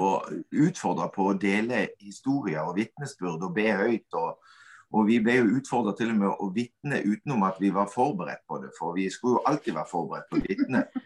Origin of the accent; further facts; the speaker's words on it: Kvinesdal, Agder, Norway; moved away as an adult; now in Stord, Norway; jeg er oppvokst i Kvinesdal. Flytta til Stord og har hatt de siste 20 årene her